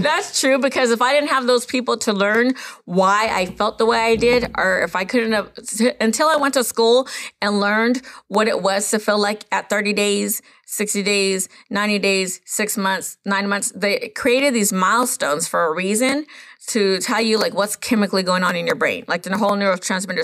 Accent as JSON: {"language": "English", "area": "Los Coyotes Reservation", "region": "California", "country": "United States", "said": "I am from Los Coyotes Reservation up there in the mountain back there"}